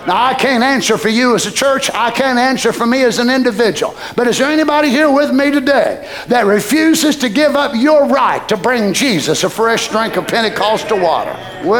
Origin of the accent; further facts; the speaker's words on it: United States; As an American